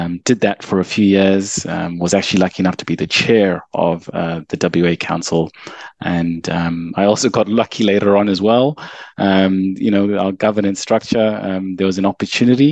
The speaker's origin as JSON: {"language": "English", "country": "Zimbabwe", "tie": "born or raised there", "moved": "as an adult", "lives_now": "Perth, Australia", "said": "I was born in Zimbabwe and came to Australia as an international student"}